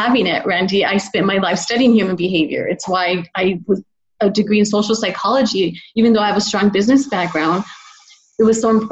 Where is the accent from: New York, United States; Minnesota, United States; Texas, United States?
Texas, United States; El Paso; moved away; El Paso, my hometown, which is a border town right across is Juarez, Mexico